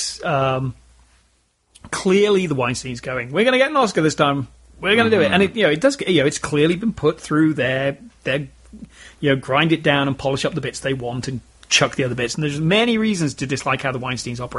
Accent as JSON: {"language": "English", "country": "United Kingdom", "said": "I am British"}